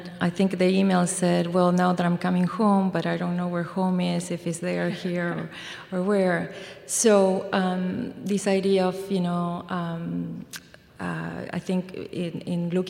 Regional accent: Mendoza, Argentina; English is a second language; now in Iowa, United States; I'm from Mendoza, which is in the mountains

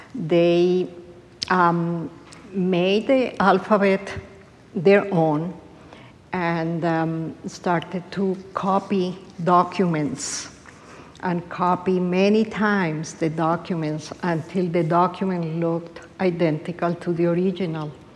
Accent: Colombia; moved away; I grew up in Latin America, in Colombia

